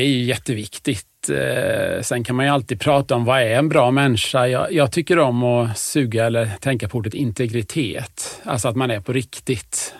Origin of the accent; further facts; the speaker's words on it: Huskvarna, Jönköping County, Sweden; also born or lived in Stockholm; är jag uppväxt i Huskvarna.